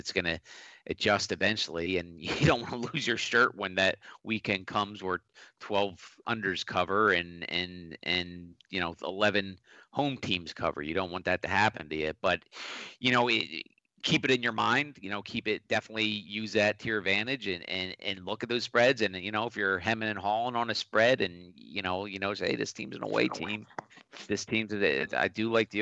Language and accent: English; Philadelphia, Pennsylvania, United States; I'm from Philly